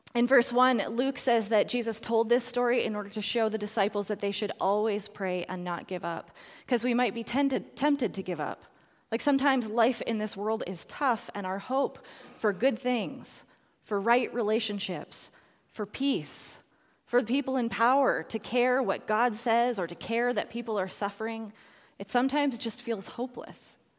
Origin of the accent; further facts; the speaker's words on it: Edmonton, Alberta, Canada; the Mennonite church had started the recycling program in Edmonton, so that's my hometown